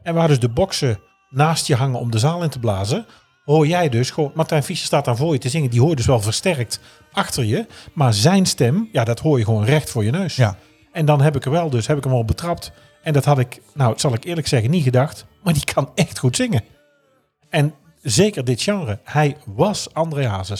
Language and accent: Dutch; North Brabant, Netherlands; als Brabander ben ik geboren